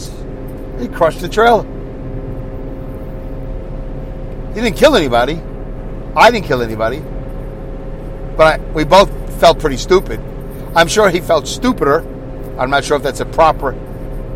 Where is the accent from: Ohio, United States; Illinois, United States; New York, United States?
New York, United States; New York City; growing up in New York City, I've been in a lot of apartment buildings